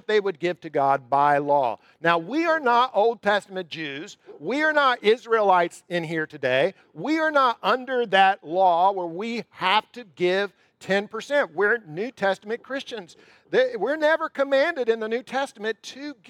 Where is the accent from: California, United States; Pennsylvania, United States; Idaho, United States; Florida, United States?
Florida, United States; Jacksonville; moved away; I'm from Jacksonville. My mom still lives in Jacksonville